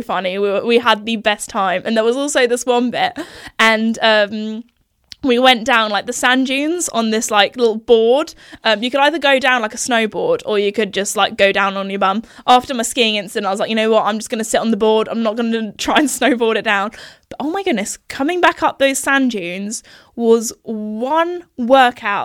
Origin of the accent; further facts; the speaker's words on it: United Kingdom; accent: posh British; I think I go a little bit like even more posh with my accent